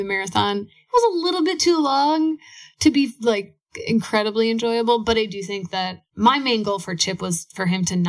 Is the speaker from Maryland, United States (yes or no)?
no; Minneapolis, Minnesota, United States; we're from Minneapolis